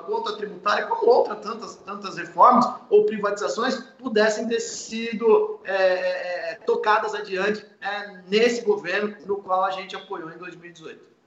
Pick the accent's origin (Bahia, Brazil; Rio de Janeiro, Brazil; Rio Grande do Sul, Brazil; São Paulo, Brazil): São Paulo, Brazil; eu, enquanto é, paulista